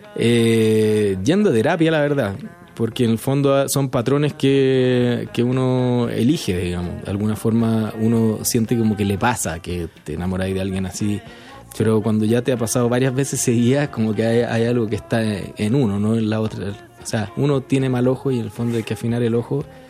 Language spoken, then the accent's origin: Spanish; Chile; moved away as an adult; now in Mexico; yo soy músico chileno, vivo hace cuatro años en México